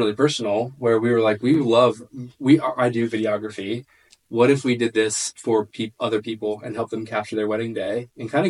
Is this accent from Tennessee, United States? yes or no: yes; Jefferson City, Tennessee, United States; I'm from here. I'm from Jefferson City.